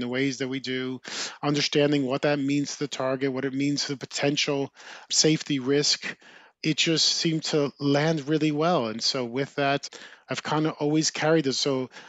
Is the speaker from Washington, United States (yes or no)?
no; New Jersey, United States; Growing up in New Jersey, as I mentioned, I had an older brother